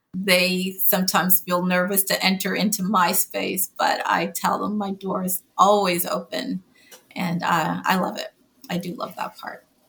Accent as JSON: {"language": "English", "town": "Montreal", "region": "Quebec", "country": "Canada", "tie": "born or raised there", "moved": "as an adult", "lives_now": "United States", "said": "I actually grew up in Montreal, Canada, working class"}